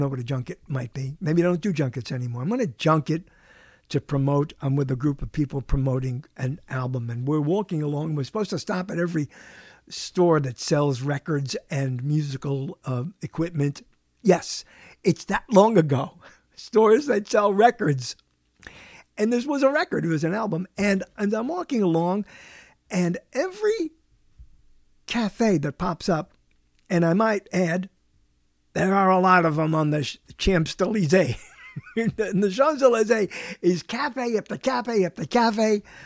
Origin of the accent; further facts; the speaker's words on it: New York City, New York, United States; moved away; I'm from Brooklyn